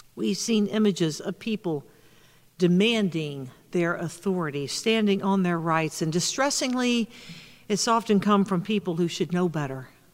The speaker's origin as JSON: {"language": "English", "region": "the South", "country": "United States", "tie": "born or raised there", "moved": "yes", "said": "my home state in the South"}